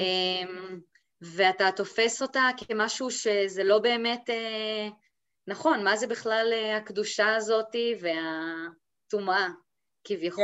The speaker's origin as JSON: {"language": "Hebrew", "region": "Golan Heights", "country": "Israel", "moved": "yes", "lives_now": "Madrid, Spain", "said": "אני, אה, במקור מהגולן, וכיום חיה ב, במדריד, המהממת בספרד."}